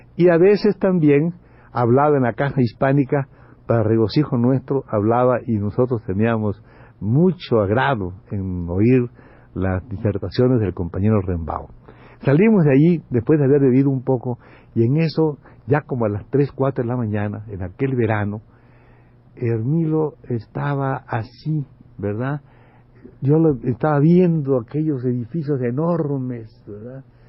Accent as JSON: {"language": "Spanish", "region": "Campeche", "country": "Mexico", "tie": "born or raised there", "said": "como dicen en mi pueblo, que son malísimos, en Campeche"}